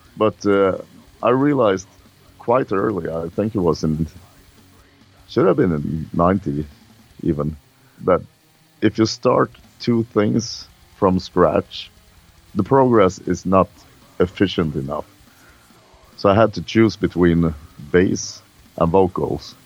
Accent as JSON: {"language": "English", "country": "Sweden"}